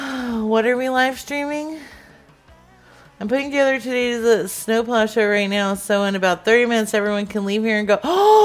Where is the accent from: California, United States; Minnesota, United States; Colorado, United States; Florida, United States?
Colorado, United States; now in Iron River, United States; Well, originally, I'm from Colorado, but I'm over here now in Iron River.